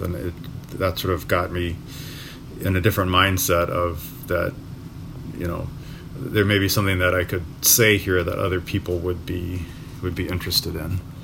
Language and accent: English; Milwaukee, Wisconsin, United States; the neighborhood that I grew up in in River West